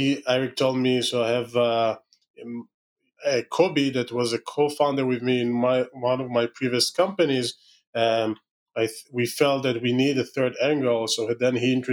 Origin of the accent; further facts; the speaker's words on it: Israel; accent: Israeli; my terrible Israeli accent